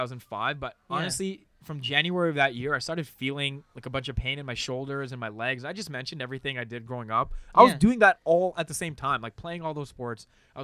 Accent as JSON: {"language": "English", "town": "Mississauga", "region": "Ontario", "country": "Canada", "tie": "born or raised there", "said": "I was born in Toronto, yes."}